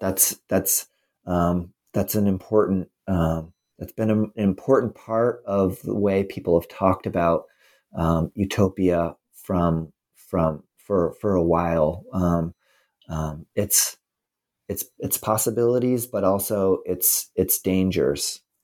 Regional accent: United States; as an American

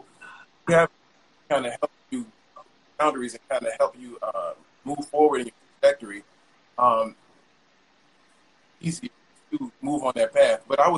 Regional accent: the South, United States; growing up in the South, you have to come back.

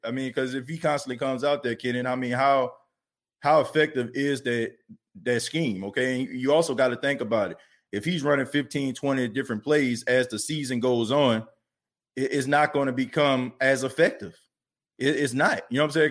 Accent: New Orleans, Louisiana, United States; New Orleans is my hometown.

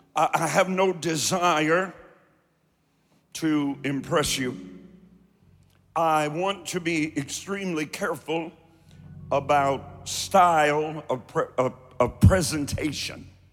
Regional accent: Kentucky, United States; also born or lived in Cleveland, Ohio; I'm from Kentucky

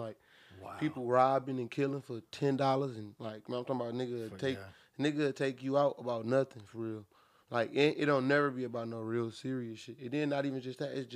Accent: Beecher, Michigan, United States; also born or lived in Flint, Michigan; I really was born and raised like for real in Beecher.

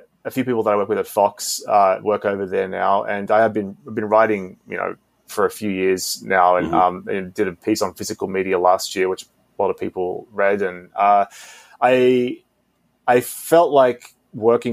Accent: Australia; now in Los Angeles, United States; growing up in Australia as well, it was very, very different, sometime when I moved here

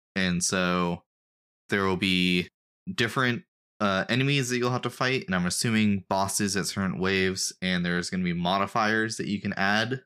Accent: United States; I'm an American

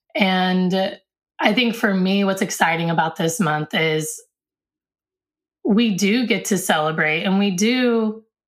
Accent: United States; I was born here in America

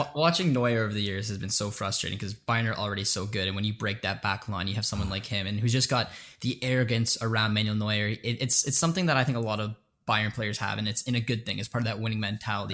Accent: Canada; We're both Canadian

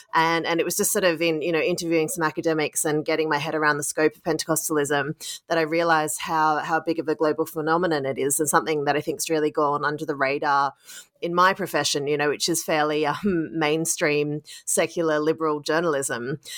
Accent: Sydney, New South Wales, Australia; now in United States / London, United Kingdom; my hometown of Sydney

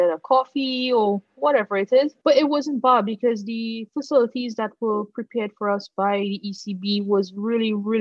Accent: Trinidad & Tobago; moved away as an adult; now in Antigua, Antigua and Barbuda; I'm from Trinidad

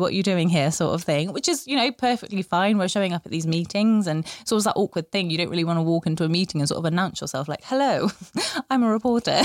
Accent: Bristol, South West England, United Kingdom; moved away; I'm from Bristol originally, but I haven't lived in Bristol for five years

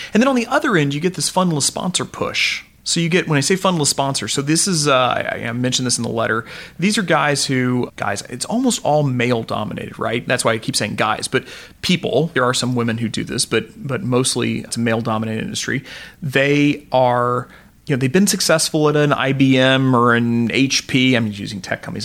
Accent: Joplin, Missouri, United States; I come from Joplin, Missouri, so uh, you know, farming community as well down there

